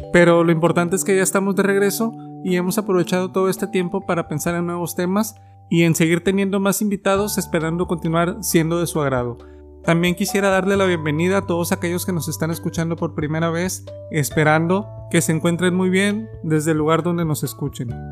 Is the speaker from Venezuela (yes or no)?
no; Mexico; nos define como mexicanos